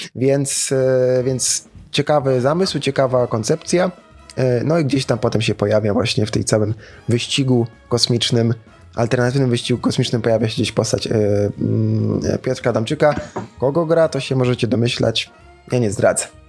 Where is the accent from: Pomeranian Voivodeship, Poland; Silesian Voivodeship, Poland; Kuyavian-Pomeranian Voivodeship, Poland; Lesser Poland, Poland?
Silesian Voivodeship, Poland; Sosnowiec; u mnie w rodzinnym Sosnowcu